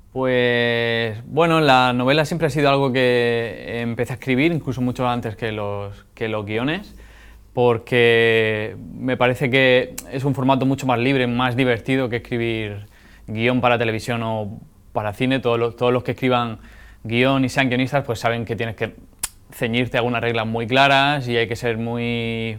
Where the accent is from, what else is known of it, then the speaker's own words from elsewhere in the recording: Alhama de Murcia, Region of Murcia, Spain; la gente que he conocido, con la que me he criado, porque la novela se desarrolla en mi pueblo, en Alama de Murcia, en la huerta murciana